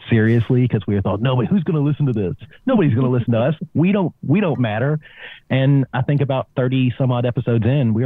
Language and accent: English; Kentucky, United States; now in Australia; I was born in Kentucky